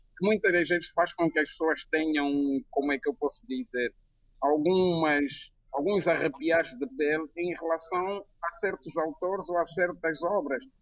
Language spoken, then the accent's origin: Portuguese; Angola; now in Lisbon, Portugal; eu sou angolano, mas sou um lisboeta da adoção